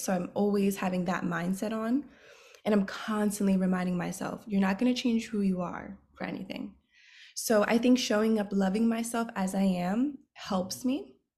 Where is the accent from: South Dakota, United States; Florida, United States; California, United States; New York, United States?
New York, United States; New York City; I am from the Bronx, New York, born and raised